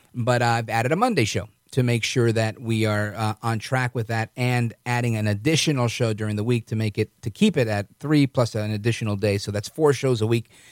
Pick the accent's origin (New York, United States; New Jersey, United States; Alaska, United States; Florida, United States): New York, United States; as a New Yorker